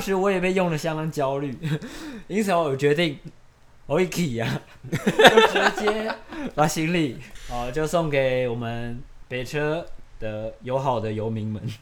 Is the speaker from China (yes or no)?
no; Yunlin County, Taiwan; 我的老家，就是在云林，然后那就是一个很乡下的乡下